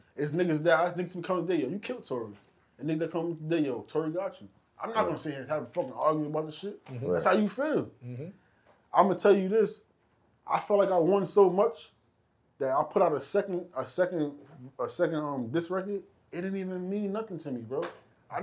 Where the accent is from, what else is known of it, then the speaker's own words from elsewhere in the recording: New York City, New York, United States; I was born and raised